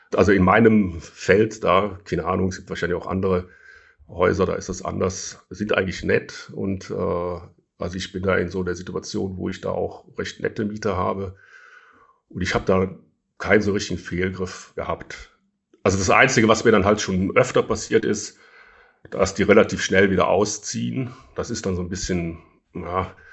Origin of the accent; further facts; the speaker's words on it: Rhineland, Germany; ich bin ja Rheinländer